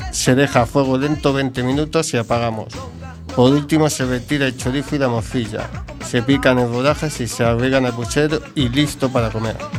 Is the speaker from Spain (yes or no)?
yes; Madrid, Community of Madrid, Spain; now in A Coruña, Spain; mi tierra, Madrid.